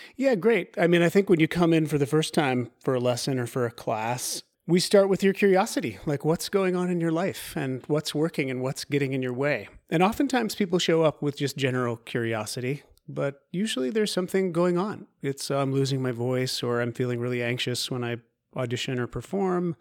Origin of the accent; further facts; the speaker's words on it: Eugene, Oregon, United States; moved away; also born or lived in Montana / Los Angeles / New York; I was born in the Pacific Northwest in, in Eugene, Oregon